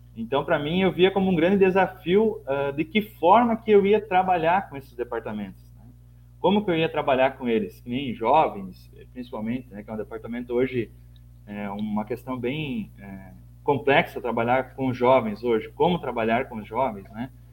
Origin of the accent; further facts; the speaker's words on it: São Luiz Gonzaga, Rio Grande do Sul, Brazil; moved away as an adult; now in Santa Helena, Brazil; eu sou natural de São Luís Gonzaga